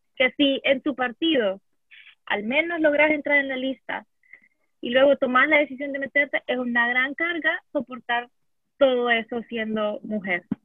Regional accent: El Salvador; puedo hablar como feminista salvadoreña

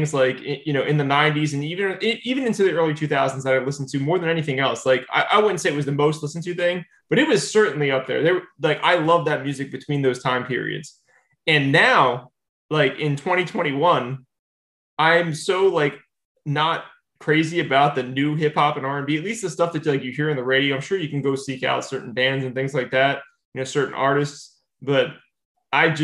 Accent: New Jersey, United States; I grew up in New Jersey.

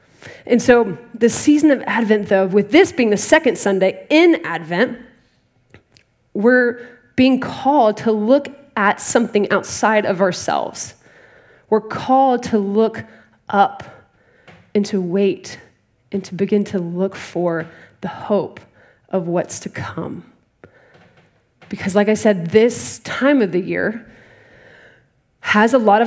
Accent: Dallas, Texas, United States; moved away; I'm originally from Dallas, Texas

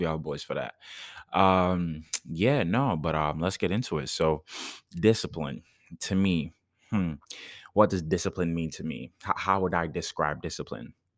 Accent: Jamaica; moved away; I did karate growing up in Jamaica

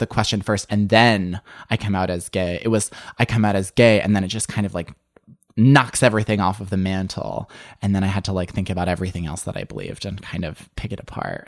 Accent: suburban Illinois, United States; I grew up in the Midwest in suburban Illinois.

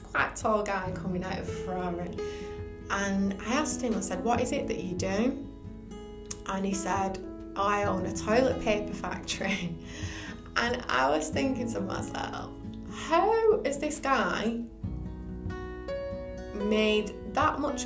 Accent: Bolton, North West England, United Kingdom; my hometown of Bolton

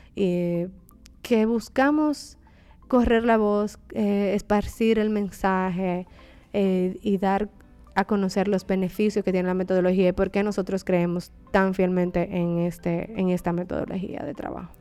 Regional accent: Dominican Republic; also born or lived in England; trabajando en mi país y en mi región

